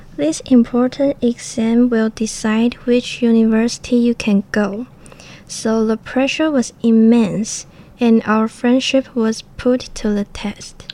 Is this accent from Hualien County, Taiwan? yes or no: yes; Hualien, Hualien County, Taiwan; English is a second language; also born or lived in Taoyuan; I'm from Hualien